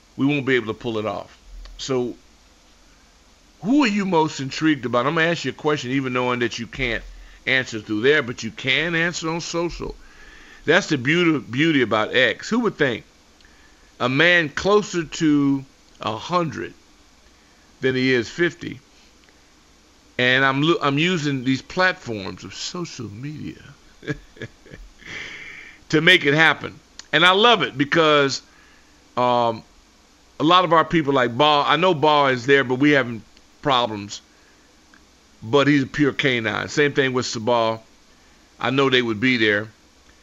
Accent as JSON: {"language": "English", "town": "Los Angeles", "region": "California", "country": "United States", "tie": "born or raised there", "moved": "yes", "said": "as a Laker fan growing up in Los Angeles"}